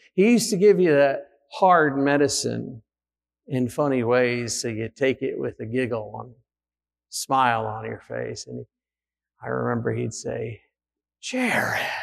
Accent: United States; we're Americans

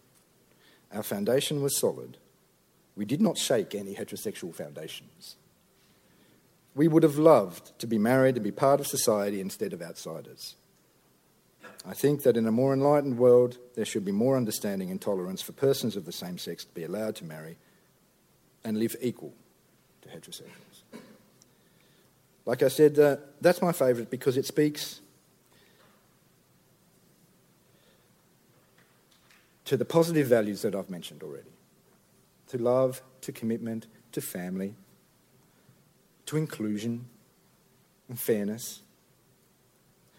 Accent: Tasmania, Australia; I'm from Tasmania

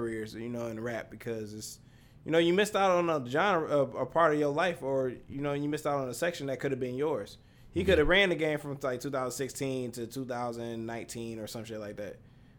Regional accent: Detroit, Michigan, United States; I'm from Detroit.

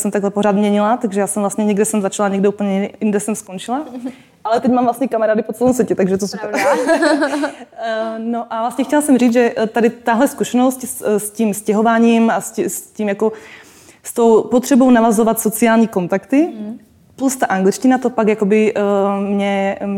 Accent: Czechia; Já jsem teda Slovenka, ale narodila jsem se v Čechách. A vlastně v Čechách my jsme chodili ze Žadce do Českých Budějovic, z Budějovic do Brna, z Brna do Prahy.

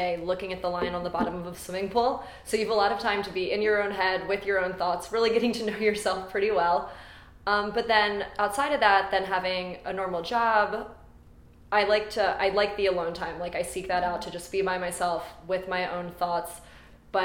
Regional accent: Baltimore, Maryland, United States; moved away as an adult; now in Los Angeles, United States; I'm from Baltimore, born and raised

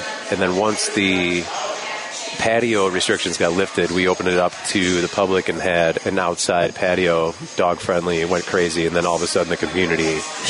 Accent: Clarendon Hills, Illinois, United States; also born or lived in Cleveland, Ohio / Chicago; So I grew up in Chicago, on the west suburbs, Clarendon Hills.

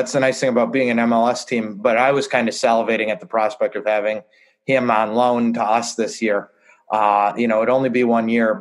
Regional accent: Madison, Wisconsin, United States; growing up in Madison

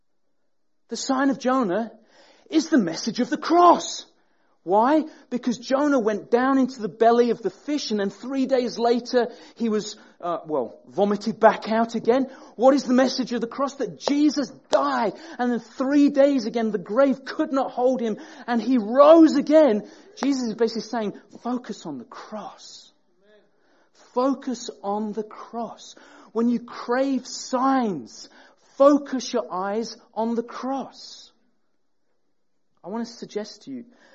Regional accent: Sheffield, Yorkshire and the Humber, United Kingdom; now in Peterborough, United Kingdom; I grew up in Sheffield

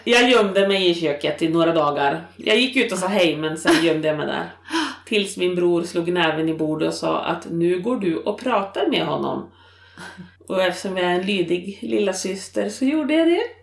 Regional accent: Jämtland, Sweden; moved away as an adult; now in Norrbotten, Sweden; från Jämtland. Mitten i en barnaskara av fem

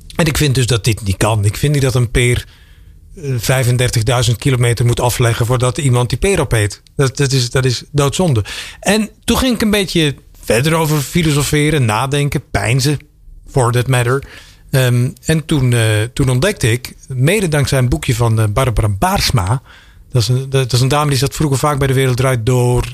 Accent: Belgium; now in Netherlands; ik kom uit België. En als je dan toen ik hier aankwam in 1998

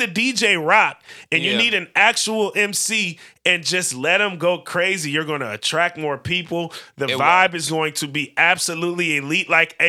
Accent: California, United States; now in Portland, United States; Because especially here in Portland, obviously we're from the Bay, but here in Portland in particular

